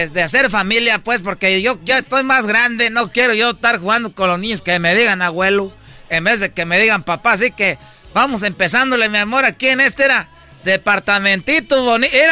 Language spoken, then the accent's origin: Spanish; Michoacán, Mexico; pues yo soy de Michoacán, ya sabes que a nosotros nos gustan familias grandes